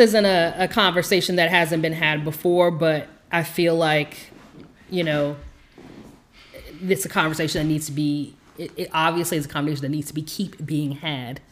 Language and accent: English; South Texas, United States; I'm from South Texas